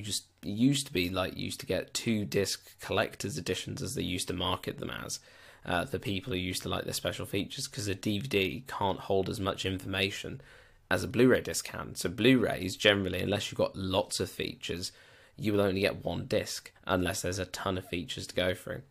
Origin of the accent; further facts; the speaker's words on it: United Kingdom; I am British